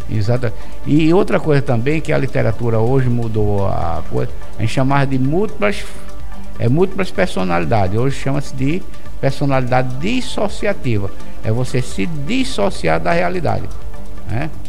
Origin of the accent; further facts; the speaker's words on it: Brazil; nós, enquanto brasileiros, nós somos um povo muito extrovertido.